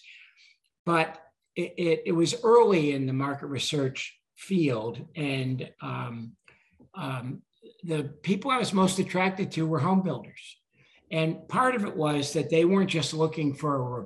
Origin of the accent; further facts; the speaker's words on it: Buffalo, New York, United States; moved away as an adult; also born or lived in Massachusetts; I grew up in Buffalo, and Buffalo, when I grew up, was a steel town and automobile factory, industrial city.